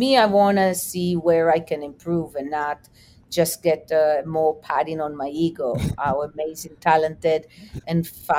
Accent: Israel; What I would cook for you would be probably different than what I would cook for a friend I grew up in Israel, because the palate is super different.

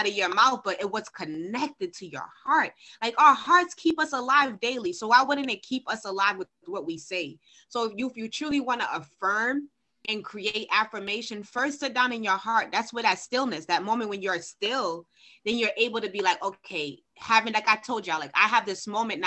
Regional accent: Haiti; I'm from Haiti

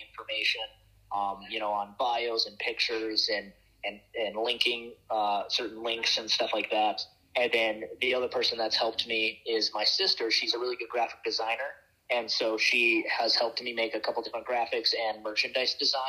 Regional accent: Montana, United States; I'm from Montana

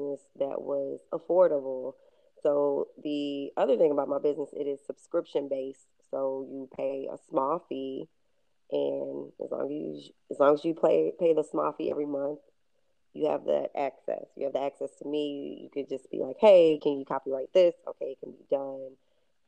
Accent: Louisville, Kentucky, United States; I come from Louisville, Kentucky. I come from an area called the West End, and in that area, you have to take care of yourself

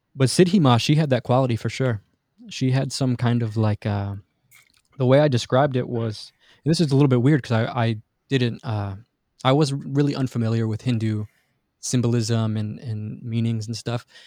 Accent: Detroit, Michigan, United States; I grew up in Detroit, in Michigan

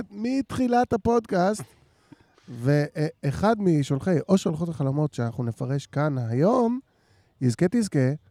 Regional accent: Haifa, Haifa District, Israel; אנחנו גם חיפאים.

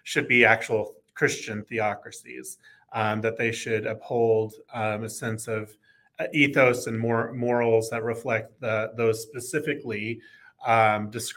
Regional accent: Oklahoma, United States; moved away as an adult; also born or lived in Texas; I grew up in Oklahoma, full-fledged red stater

